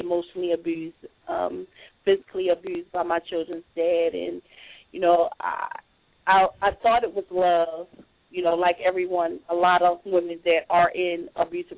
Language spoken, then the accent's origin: English; Baltimore, Maryland, United States; moved away as an adult; also born or lived in Richmond, Virginia; now in Durham, United States; I'm originally from Baltimore, Maryland